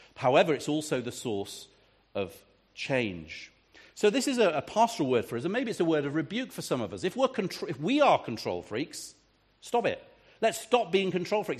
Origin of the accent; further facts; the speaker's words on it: England, United Kingdom; I'm a pastor from England